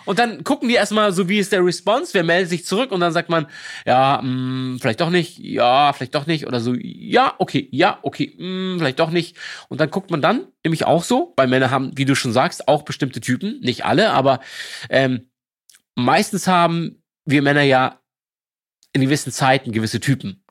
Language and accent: German; Lübeck, Schleswig-Holstein, Germany; also born or lived in Berlin; now in Hamburg, Germany; ich komme aus Lübeck, äh, gebürtig